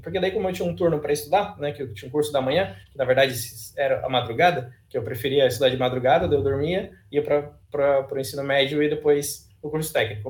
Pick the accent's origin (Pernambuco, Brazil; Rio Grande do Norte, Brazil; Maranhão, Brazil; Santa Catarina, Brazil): Santa Catarina, Brazil; Praia Grande; ensino médio mesmo lá na Praia Grande, que é a minha cidade natal